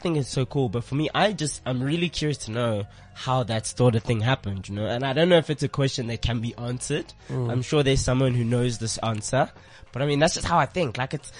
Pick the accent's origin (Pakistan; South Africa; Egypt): South Africa; because we all grew up in South Africa.